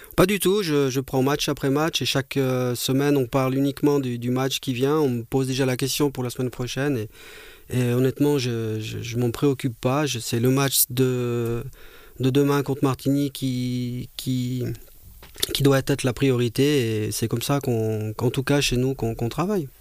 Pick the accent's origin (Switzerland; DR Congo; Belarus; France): Switzerland; Monthey, Valais; de mon enfance quand j'étais jeune, junior au FC Monté